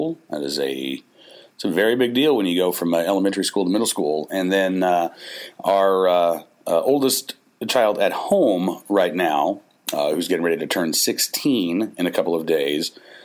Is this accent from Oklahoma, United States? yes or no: yes; Oklahoma, United States; moved away as an adult; now in Farmville, United States; growing up in Oklahoma